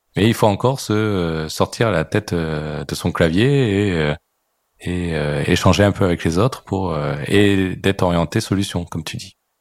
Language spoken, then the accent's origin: French; France; on est français